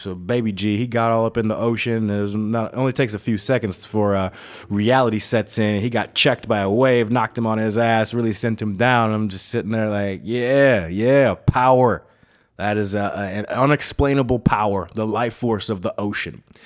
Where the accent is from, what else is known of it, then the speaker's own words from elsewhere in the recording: United States; moved away as an adult; also born or lived in Minnesota / Wisconsin / North Dakota; now in Tucson, United States; I'm from the Great White North, the North Star State. Minneconsin and the Badger State, Minnesota and Wisconsin